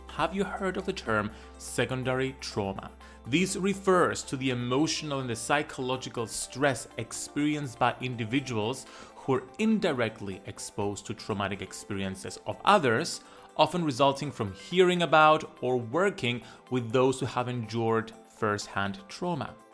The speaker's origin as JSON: {"language": "English", "country": "Cyprus", "tie": "born or raised there", "said": "growing up in Cyprus, we are a colonized nation"}